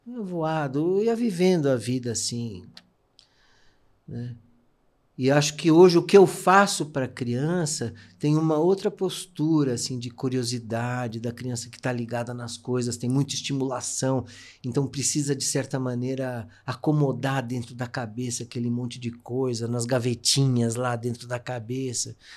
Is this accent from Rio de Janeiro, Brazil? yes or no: no; São Paulo, Brazil; eu nasci na Teodoro Sampaio, que é uma rua hipercomercial. Minha mãe tinha uma loja lá de relógios